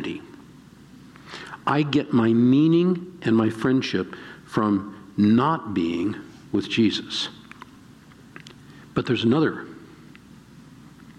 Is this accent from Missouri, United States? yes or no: yes; Breshears Valley, Ozarks of Missouri, United States; I'm from Breshears Valley, Ozarks of Missouri, five generations.